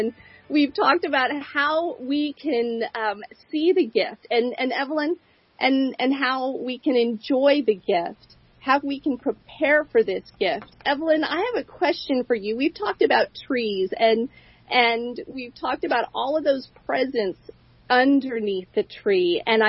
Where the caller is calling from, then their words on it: Boise, Idaho, United States; with Love Talk, and I'm calling in from Boise, Idaho.